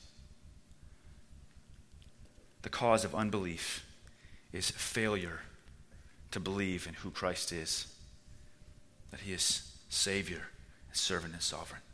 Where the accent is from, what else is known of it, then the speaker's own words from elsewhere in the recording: Washington, United States; moved away as an adult; now in Czech Republic; my home state of Washington